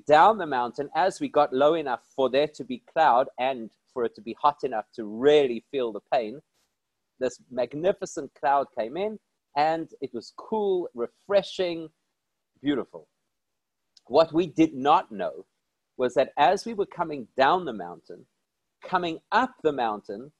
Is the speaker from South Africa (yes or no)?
yes; South Africa; I'm from South Africa.